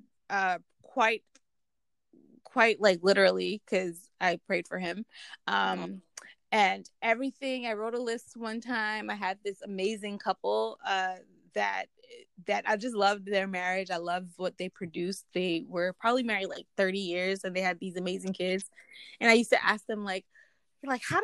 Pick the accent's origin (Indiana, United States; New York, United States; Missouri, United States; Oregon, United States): New York, United States; New York City; I'm from Brooklyn. My family's from the Caribbean